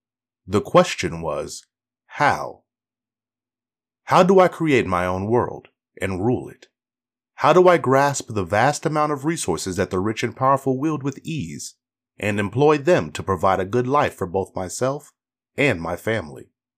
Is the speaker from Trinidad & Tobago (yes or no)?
no; Canada; also born or lived in Haiti; I was born in Haiti and moved to Canada at the age of 6. My family, settled into a public housing project